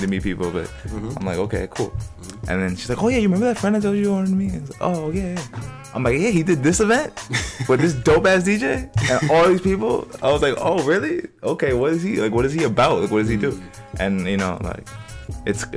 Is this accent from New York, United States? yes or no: yes; New York City, New York, United States; I grew up in East Elmhurst basically most of my life, mm-hmm. or, like, Queens